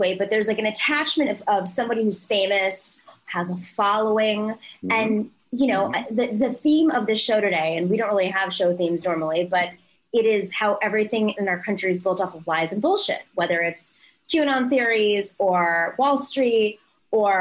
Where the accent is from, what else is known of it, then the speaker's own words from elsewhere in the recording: New York, United States; as a New Yorker